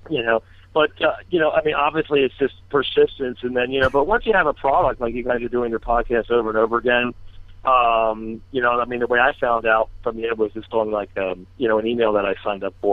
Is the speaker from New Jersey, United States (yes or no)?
yes; Collingswood, New Jersey, United States; also born or lived in Cape May; I, I kind of grew up in um, around the Collingswood area for some of it, um, and then um, and then Cape May down the shore